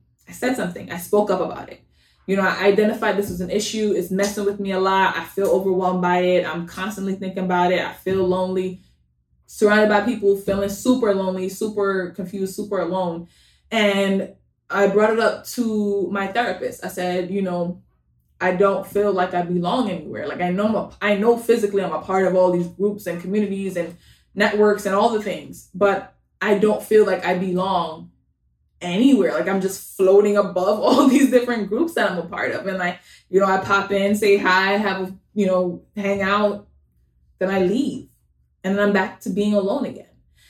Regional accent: Bronx, New York, United States; also born or lived in Jamaica / Long Island; I was born in Jamaica. Most of my life I spent in the Bronx. I lived in Long Island for a good amount of time too. Like, where am I from?

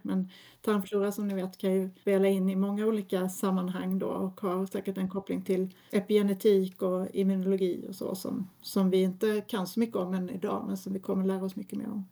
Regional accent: Lund, Skåne, Sweden; jag är från Lund ursprungligen

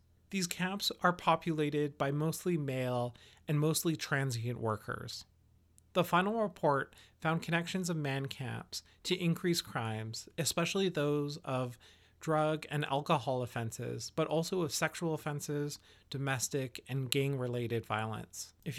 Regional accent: Denendeh, Northwest Territories, Canada; For instance, I'm Dene. I come from Denede.

